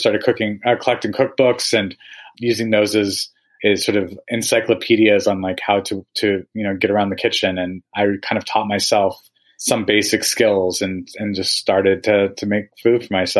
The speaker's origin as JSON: {"language": "English", "town": "Albuquerque", "region": "New Mexico", "country": "United States", "tie": "born or raised there", "said": "growing up in New Mexico, we would eat out a lot. And I was sort of raised on Hatch green chilies and, you know, green chili chicken enchiladas and tacos and salsas and spice."}